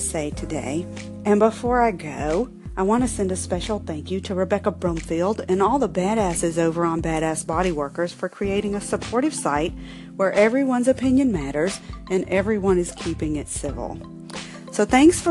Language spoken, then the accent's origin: English; the South, United States; accent: Southern; As you can tell from my accent, I'm from the South, and I was raised in a South where hospitality is queen